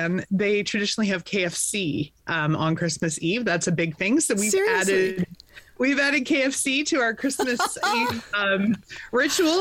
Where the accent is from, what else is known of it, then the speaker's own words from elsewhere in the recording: Vernon, British Columbia, Canada; born and raised in Vernon